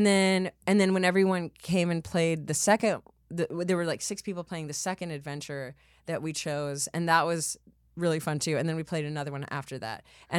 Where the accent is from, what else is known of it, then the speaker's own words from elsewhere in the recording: Texas, United States; I'm from Texas.